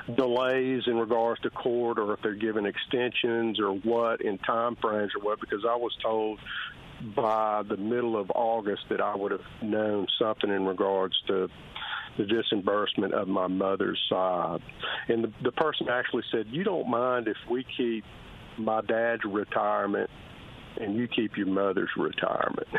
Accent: United States; also born or lived in Mississippi / Tennessee; We grew up in Mississippi, in Tennessee

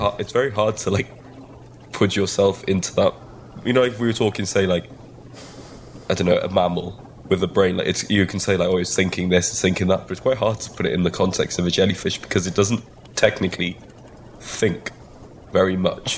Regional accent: Wales, United Kingdom; first language Welsh; English is a second language; being Welsh first language that my pronunciation mm. is sometimes a little off of words

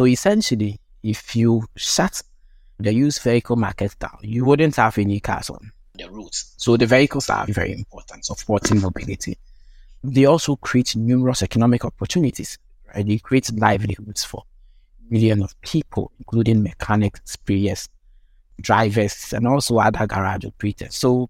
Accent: Ghana; I grew up in Ghana, and the majority of the vehicles that operate in the country are used vehicles.

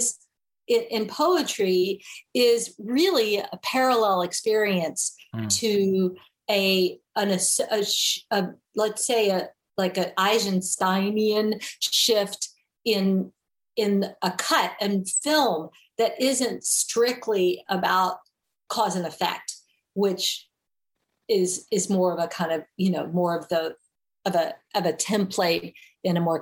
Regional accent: Memphis, Tennessee, United States; first language English; moved away; I grew up in Memphis, Tennessee.

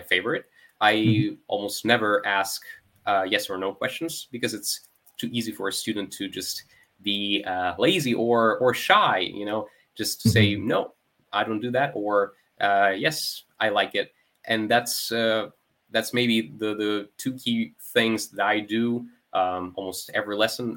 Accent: Melitopol, Zaporizhzhia Oblast, Ukraine; English is a second language; my city, which is Melitopol.

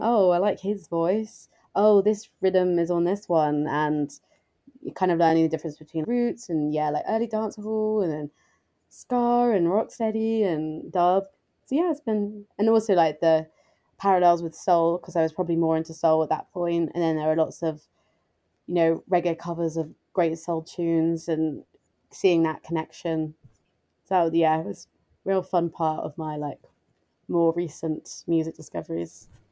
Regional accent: England, United Kingdom; also born or lived in United States; now in London, United Kingdom; I was the only English person there

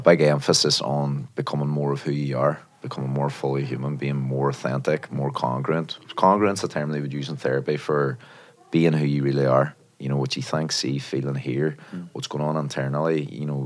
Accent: Derry, Northern Ireland, United Kingdom; now in London, United Kingdom; Derry, actually. I'm from Northern Ireland originally.

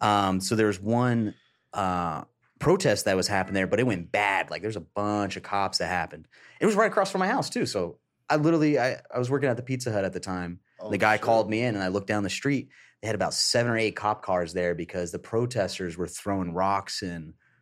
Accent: St. Cloud, Florida, United States; from St. Cloud, Florida, or a.k.a. Yeehaw Town.

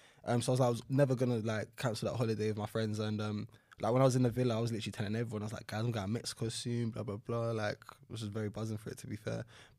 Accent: London, United Kingdom; Northeast London, so like the Chingford, Walthamstow area.

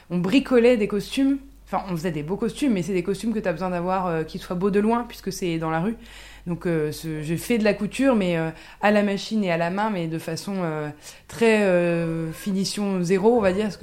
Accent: Ardennes, Meuse valley, Grand Est, France; j'ai grandi dans les Ardennes, dans la vallée de la Meuse, donc c'est la campagne version un petit peu de montagne quand même.

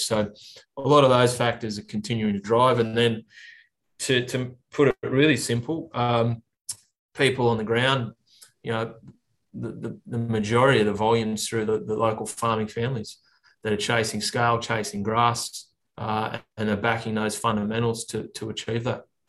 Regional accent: Orange, New South Wales, Australia; now in Sydney, Australia; growing up in Orange, I spent a lot of time out there. Mum and dad, uh, my sisters are still out there.

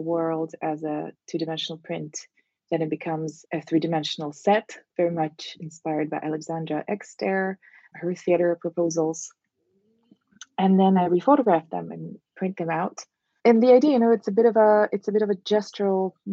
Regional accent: Russia; moved away as an adult; also born or lived in Moscow, Russia; now in Miami, United States; I grew up in Russia

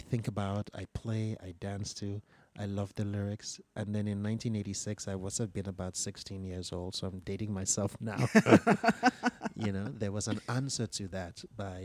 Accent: Lagos, Nigeria; I was listening to in the 1970s growing up in Lagos

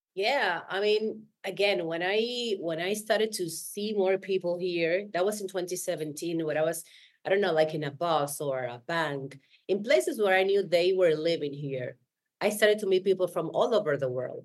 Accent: Dominican Republic; English is a second language; moved away as an adult; now in Buenos Aires, Argentina; I was born in Dominican Republic, but I live in Buenos Aires in 2010

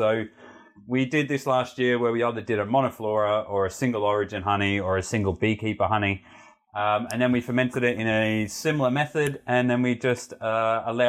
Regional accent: Heathcote, Victoria, Australia; where I grew up in Heathcote

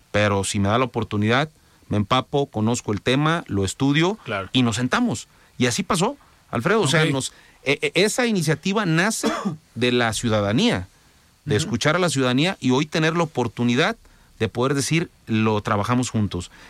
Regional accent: Mexico; Todos somos mexicanos

